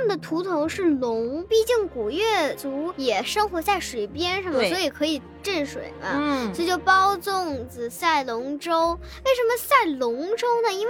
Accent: China; 然后我是中国人。

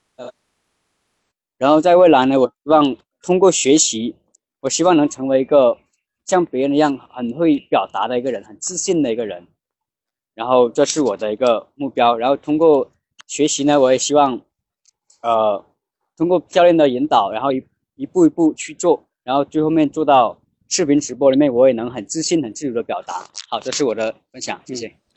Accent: Laibin, Guangxi, China; 我来自广西来宾，我的职业是一名发型师

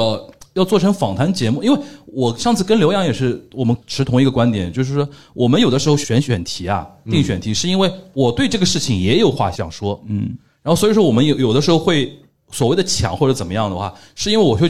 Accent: Shanghai, China; 我们上海人

